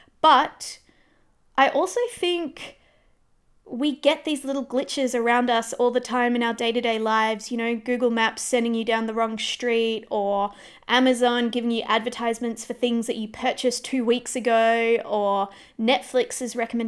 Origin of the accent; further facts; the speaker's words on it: Perth, Western Australia, Australia; We are. And it's going to be very difficult not to make this about Perth.